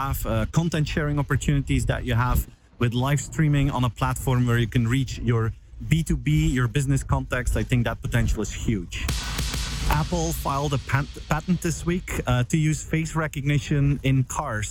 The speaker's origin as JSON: {"language": "English", "country": "Belgium", "said": "I'm from Belgium"}